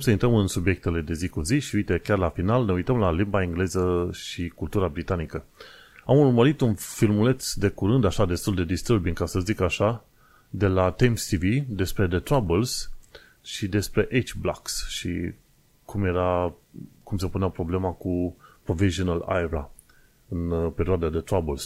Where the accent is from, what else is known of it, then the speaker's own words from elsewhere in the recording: Romania; now in United Kingdom; sunt singurul român din UK uh, care face podcast în modul clasic